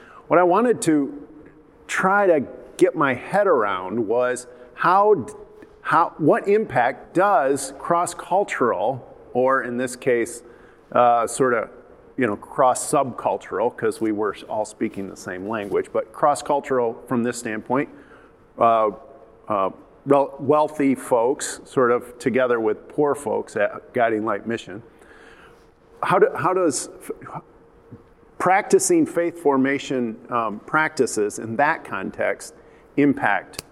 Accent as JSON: {"language": "English", "town": "Byron Center", "region": "Michigan", "country": "United States", "tie": "born or raised there", "also_born_or_lived": "Turkey", "moved": "as an adult", "said": "my growing up in Byron Center"}